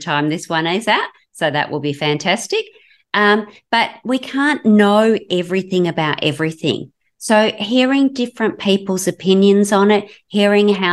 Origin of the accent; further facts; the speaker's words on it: Western Australia, Australia; I'm from Southern Australia, in Western Australia on the West Coast